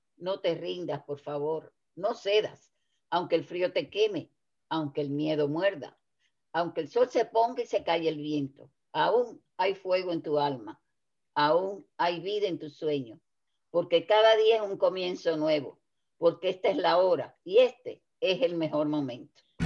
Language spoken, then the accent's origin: Spanish; Cuba; moved away as an adult; now in United States; cuando yo salí de Cuba